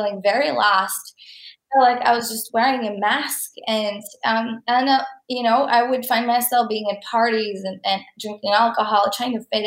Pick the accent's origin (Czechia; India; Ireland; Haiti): Czechia; moved away as an adult; now in Canada; I am from Czech Republic, and I lived there my whole life. I came to Canada when I was 19.